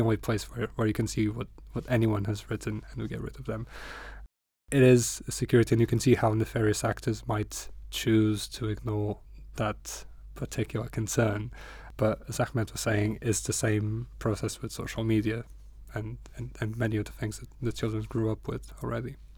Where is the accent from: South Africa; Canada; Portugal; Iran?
Portugal; Porto, Norte; English is a second language; moved away as an adult; now in Newcastle, United Kingdom; it reminds me of my hometown a lot. I come from Porto